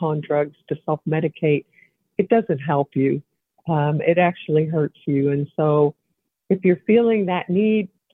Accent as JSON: {"language": "English", "town": "Evansville", "region": "Indiana", "country": "United States", "said": "I'm a former state representative. I come from the Evansville area."}